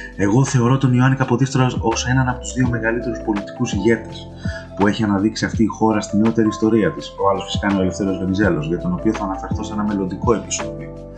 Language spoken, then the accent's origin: Greek; Greece; εμείς ως Έλληνες